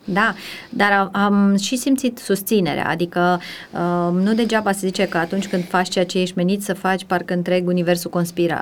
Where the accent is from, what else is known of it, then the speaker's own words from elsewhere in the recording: Timișoara, Timiș County, Romania; moved away as an adult; now in Bucharest, Romania; sunt timișoreancă, născută, crescută